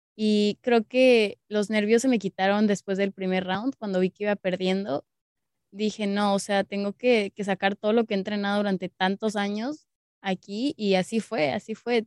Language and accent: Spanish; Mexico City, Mexico; soy de la Ciudad de México.